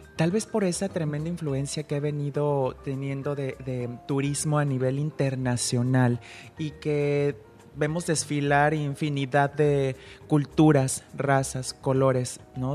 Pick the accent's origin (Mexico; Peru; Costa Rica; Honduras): Mexico; Guadalajara, Jalisco; now in Puerto Vallarta, Mexico; soy eh, de Guadalajara, pero yo soy pata salada